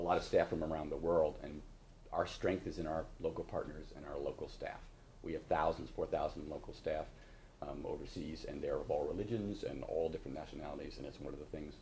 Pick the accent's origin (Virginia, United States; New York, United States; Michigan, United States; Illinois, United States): New York, United States; New York area, United States; I'm from the New York area. I'll talk a mile a minute.